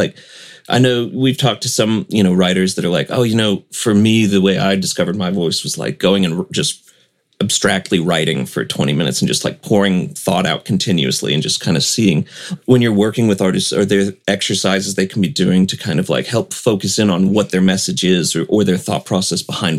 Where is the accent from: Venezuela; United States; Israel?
United States; St. Louis, Missouri; also born or lived in Arkansas; My dad, when we moved to Arkansas from St. Louis, it was very much that way.